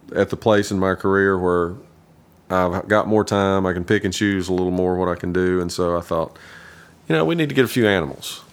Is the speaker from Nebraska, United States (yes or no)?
no; Kingsport, Tennessee, United States; also born or lived in Nashville, Tennessee; I was born and raised in Kingsport, Tennessee